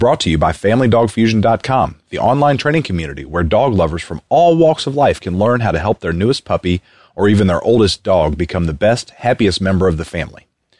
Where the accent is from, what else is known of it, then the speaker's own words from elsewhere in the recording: Louisville, Kentucky, United States; I am from Louisville, Kentucky, and Ali has been an institution in this town since before I was born.